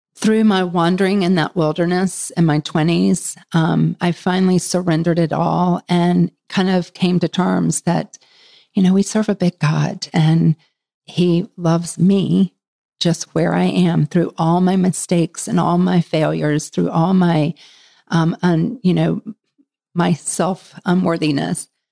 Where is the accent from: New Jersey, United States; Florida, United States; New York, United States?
Florida, United States; moved away as an adult; now in Charlotte, United States; I'm from Florida, so it was either Florida State or um, University of Florida